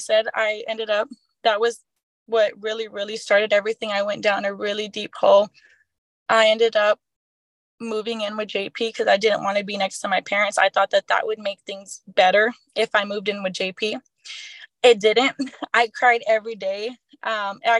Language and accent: English; Poteet, Texas, United States; I grew up in Poteet, you know, where the Strawberry Festival is